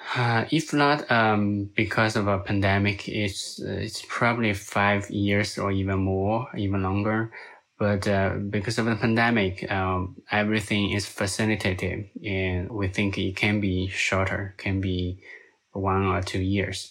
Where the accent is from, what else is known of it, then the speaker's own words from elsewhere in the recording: Hubei, China; now in United States; I'm originally from China, and I'm actually from that exact province where the first COVID nineteen case was reported.